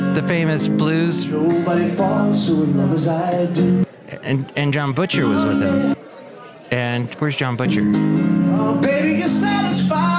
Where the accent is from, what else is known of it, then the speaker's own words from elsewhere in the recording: California, United States; I grew up here in the California